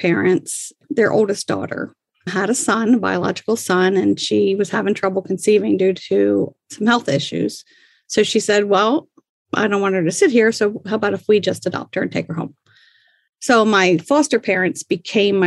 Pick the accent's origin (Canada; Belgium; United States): United States; Baltimore, Maryland; I was born in 1962 in Maryland